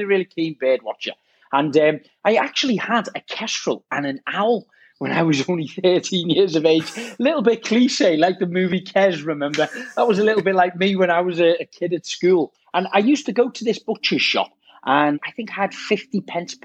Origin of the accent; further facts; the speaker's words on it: Liverpool, North West England, United Kingdom; accent: Scouse; I'm this little scouser who come from quite a rundown kind of portion of North Liverpool area called Seaforth. And I was born and bred there